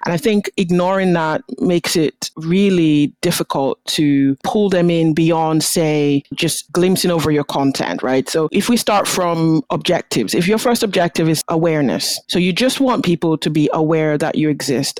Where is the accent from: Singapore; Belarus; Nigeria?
Nigeria; now in Aberdeen, United Kingdom; I'm Nigerian originally